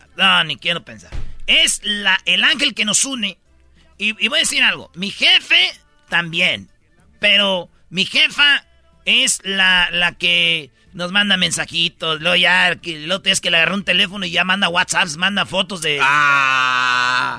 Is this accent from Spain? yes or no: no; Mexico; Yo soy mexicano